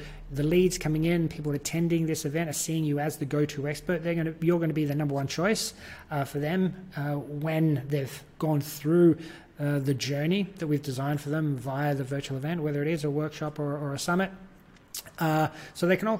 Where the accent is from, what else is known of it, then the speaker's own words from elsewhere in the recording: Australia; accent: Australian; I'm from Australia. You can probably tell by my accent, if you haven't already, that I'm Australian, not New Zealand